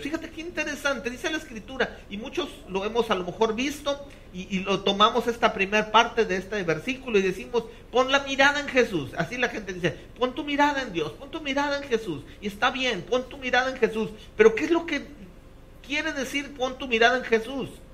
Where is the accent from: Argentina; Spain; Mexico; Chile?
Mexico; como los mexicanos